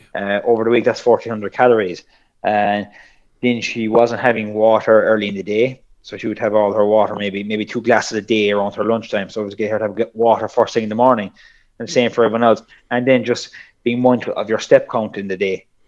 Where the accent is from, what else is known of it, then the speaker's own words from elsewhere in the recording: South Kerry, Munster, Ireland; I'm from Sokerry